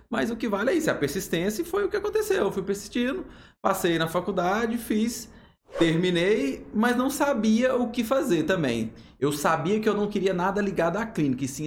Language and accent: Portuguese; Goiânia, Goiás, Brazil; Não, sou de Goiânia.